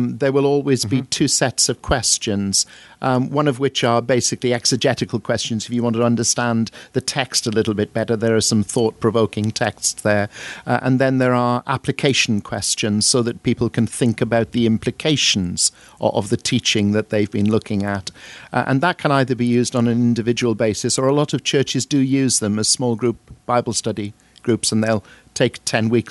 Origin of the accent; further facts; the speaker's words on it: Welsh, Wales, United Kingdom; now in Crawley, United Kingdom; I'm Welsh